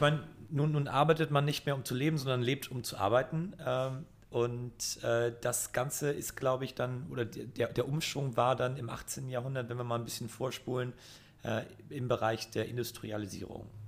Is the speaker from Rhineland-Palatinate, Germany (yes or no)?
no; Flensburg, Schleswig-Holstein, Germany; now in Hamburg, Germany; ich komme aus Flensburg